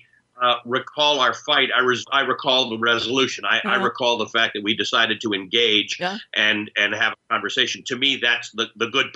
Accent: Canada; also born or lived in Kenya; I'm a Kenyan-born Muslim who grew up in Canada

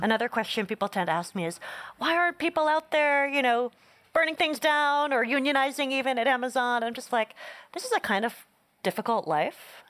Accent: Northeast, United States; born or raised there

